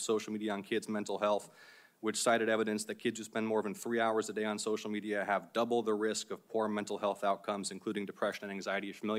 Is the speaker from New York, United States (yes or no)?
no; Georgia, United States; certainly in my home state of Georgia